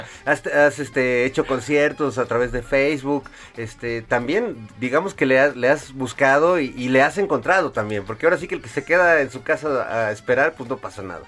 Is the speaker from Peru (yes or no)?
no; Mexico; músicos este mexicanos